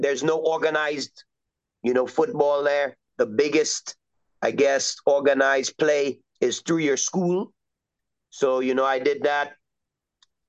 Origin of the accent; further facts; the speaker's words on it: Trinidad & Tobago; now in United States; I'm originally from Trinidad and Tobago, which is in the Southern Caribbean